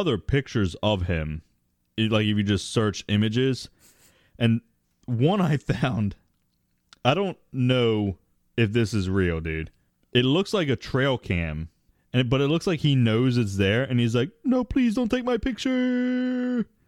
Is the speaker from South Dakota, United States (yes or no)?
no; Maryland, United States; I grew up in Maryland